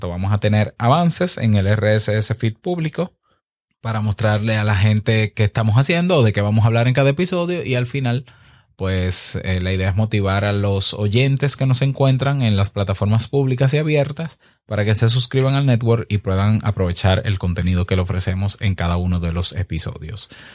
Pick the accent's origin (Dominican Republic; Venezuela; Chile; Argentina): Dominican Republic; mi país, República Dominicana